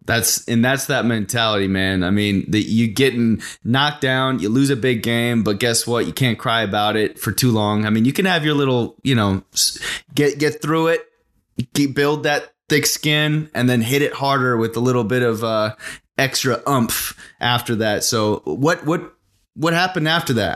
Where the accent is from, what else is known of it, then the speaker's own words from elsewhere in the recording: Arizona, United States; getting out of my small town I was in through soccer to kind of get to college. And so I busted it uh, sophomore year playing with a, a Premier League down in uh, a, a big city. I was uh, about an hour and a half away in Phoenix. I'm from Arizona